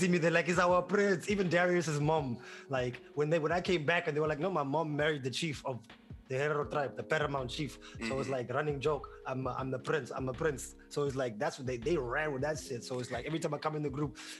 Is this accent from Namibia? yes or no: yes; Windhoek, Khomas, Namibia; moved away as an adult; also born or lived in New York, United States; now in Atlanta, United States; I grew up in Windhoek my whole life.